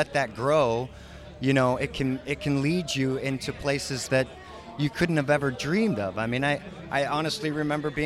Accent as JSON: {"language": "English", "town": "Santa Cruz", "region": "California", "country": "United States", "tie": "born or raised there", "said": "I grew up near Santa Cruz"}